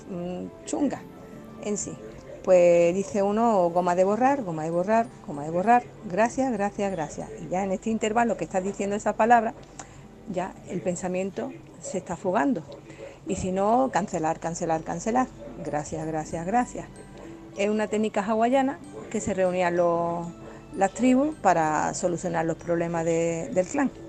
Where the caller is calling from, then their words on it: Málaga, Andalusia, Spain; Pues mira